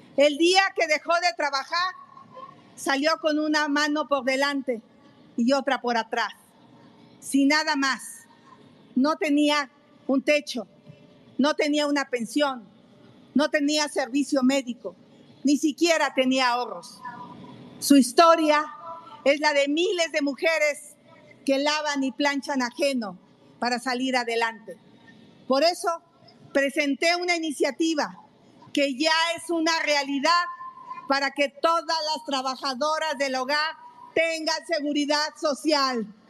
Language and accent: Spanish; Mexico; Vengo del México profundo